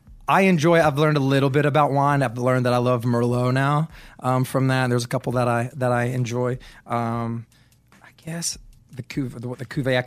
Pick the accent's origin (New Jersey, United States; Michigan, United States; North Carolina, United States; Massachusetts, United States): North Carolina, United States; Asheville; I grew up in Asheville, North Carolina.